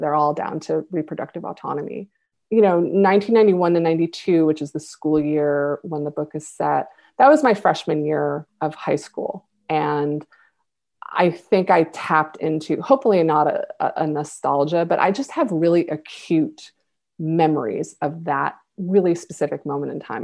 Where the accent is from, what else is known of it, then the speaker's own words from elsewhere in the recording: Buffalo, New York, United States; my hometown of Buffalo